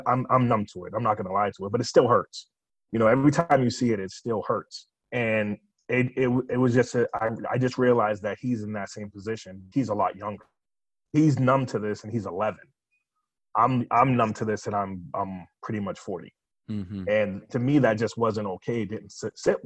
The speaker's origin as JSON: {"language": "English", "town": "Boston", "region": "Massachusetts", "country": "United States", "tie": "born or raised there", "said": "I grew up in Boston"}